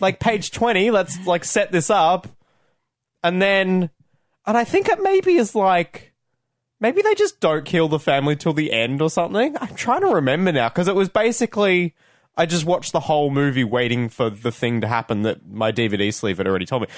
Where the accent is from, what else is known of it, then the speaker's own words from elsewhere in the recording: Australia; as an Australian film fan